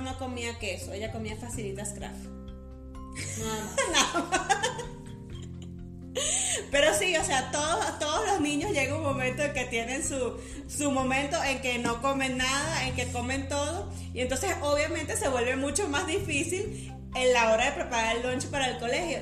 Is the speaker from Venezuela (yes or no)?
yes; Venezuela; moved away; nosotras dos somos venezolanas